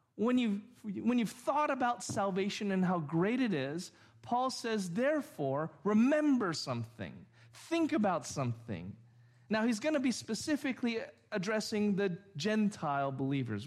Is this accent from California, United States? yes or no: yes; Orange, California, United States; also born or lived in Santa Ana; after I was six or seven, we moved to Orange from Santa Ana